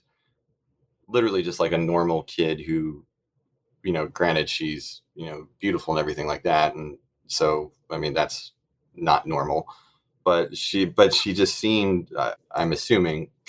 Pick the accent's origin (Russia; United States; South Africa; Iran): United States; Monmouth County, Jersey Shore, New Jersey; I'm from Jersey. I'm actually like from Monmouth County, Jersey Shore, like Springsteen territory